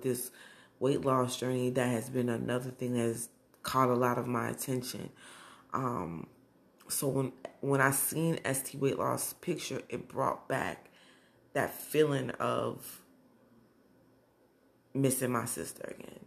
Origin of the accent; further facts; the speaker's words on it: Browns Mills, New Jersey, United States; also born or lived in Newark, New Jersey; I was born in Newark, but I was raised in Browns Mills, New Jersey